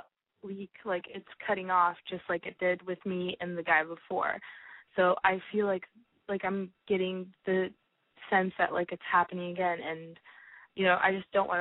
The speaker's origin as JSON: {"language": "English", "region": "Virginia", "country": "United States", "said": "I'm from Virginia."}